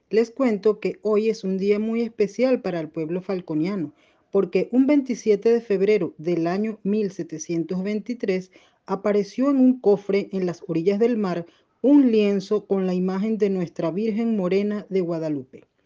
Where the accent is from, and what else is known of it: Venezuela